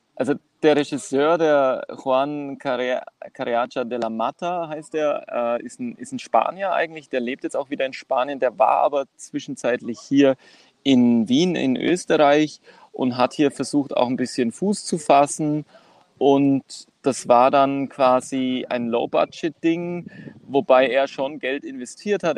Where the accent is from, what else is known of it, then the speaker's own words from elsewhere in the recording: Kos, South Aegean, Greece; moved away as an adult; now in Vienna, Austria; aus Kos, also von Kos, der Insel Kos